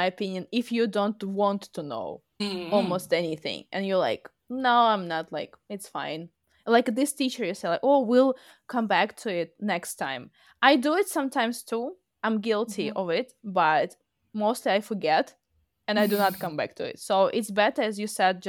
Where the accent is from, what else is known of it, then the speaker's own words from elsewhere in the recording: Russia; first language Russian; English is a second language; I am Russian. I speak Russian. It's my native language.